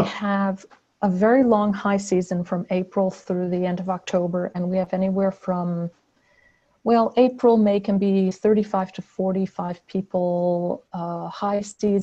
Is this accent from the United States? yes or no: yes; Florida Space Coast, United States; moved away; also born or lived in Virginia; I grew up on the Florida Space Coast on the Indian River